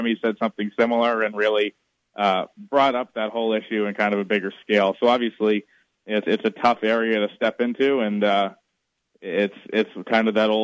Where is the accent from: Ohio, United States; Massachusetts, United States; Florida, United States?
Massachusetts, United States; born and raised in Mass